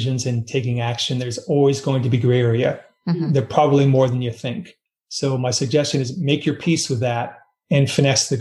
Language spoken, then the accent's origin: English; United States; I am an American, but my heritage, like most people, is a blend of nationalities.